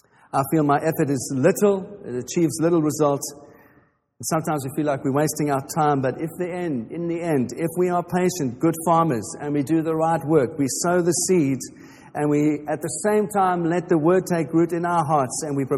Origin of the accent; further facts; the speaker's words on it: England, United Kingdom; we're too English for